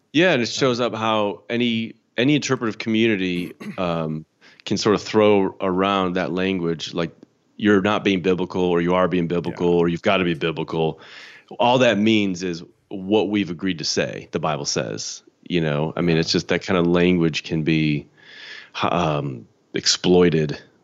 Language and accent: English; Chicago, Illinois, United States; moved away; I'm from Chicago. Grew up in the Chicago suburbs